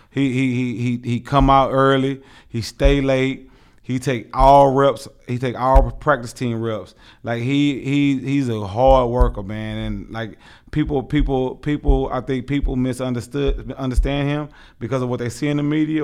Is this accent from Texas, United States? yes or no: yes; Houston, Texas, United States; now in Tucson, United States; born and raised in Houston, Texas